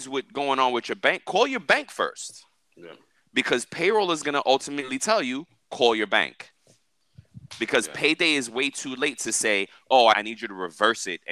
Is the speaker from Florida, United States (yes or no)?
no; New York, United States; now in Miami, United States; I'm from New York